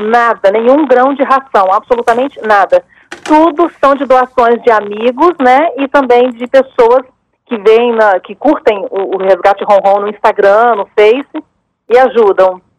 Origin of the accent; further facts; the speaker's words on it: Laranja da Terra, Espírito Santo, Brazil; moved away; also born or lived in Vitória, Brazil; Eu mudei para cá em 2016, que é a minha terra natal